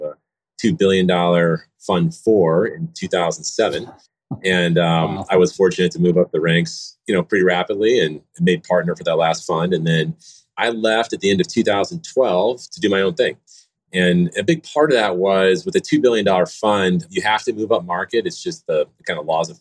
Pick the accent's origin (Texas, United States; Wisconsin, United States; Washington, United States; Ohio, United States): Wisconsin, United States; moved away as an adult; also born or lived in Milwaukee, Wisconsin / Chicago, Illinois; now in Denver, United States; I grew up in Wisconsin, spent, you know, my childhood in the Midwest